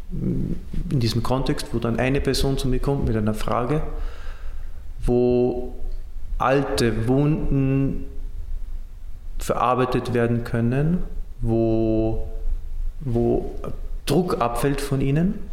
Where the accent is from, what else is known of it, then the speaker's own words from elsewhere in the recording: Austria; now in Syria; Äh, Franzos, Pole, ein Österreicher, das bin ich, ein Ägypter und ein Syrer.